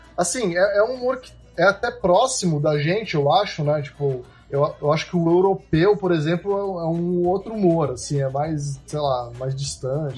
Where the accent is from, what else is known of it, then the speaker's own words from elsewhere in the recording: Brazil; also born or lived in United States; a gente diz isso como brasileiro